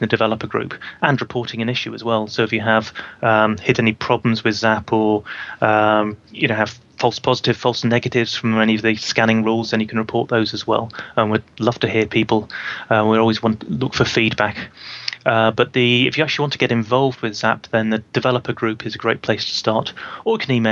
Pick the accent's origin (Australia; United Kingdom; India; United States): United Kingdom; I'm a Brit